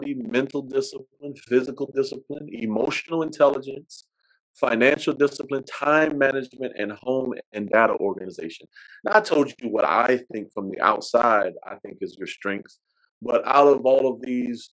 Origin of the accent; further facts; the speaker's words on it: the South, United States; I'm not from Caroline, but we're both from down south